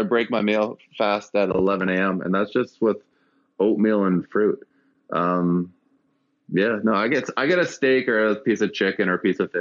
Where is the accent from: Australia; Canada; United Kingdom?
Canada; I'm a Canadian